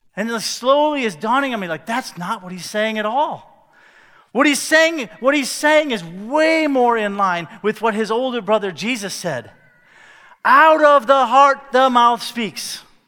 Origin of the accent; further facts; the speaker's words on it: Cedar Rapids, Iowa, United States; I grew up in North America, more specifically in Cedar Rapids, Iowa